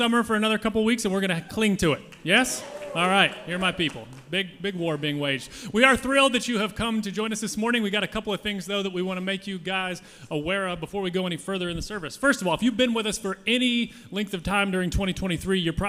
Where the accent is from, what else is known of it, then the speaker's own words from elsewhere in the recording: United States; I'm an American